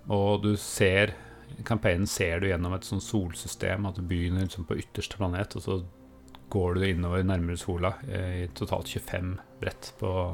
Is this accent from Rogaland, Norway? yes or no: no; Østfold, Norway; vi har bodd eh, store deler av barndommen i Østfold